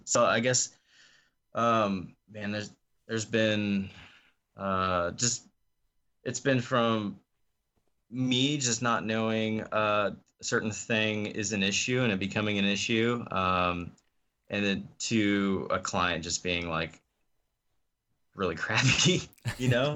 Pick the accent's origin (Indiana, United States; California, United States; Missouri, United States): Missouri, United States; Osage Beach; moved away; also born or lived in North Carolina; I grew up in a place called Osage Beach, Missouri.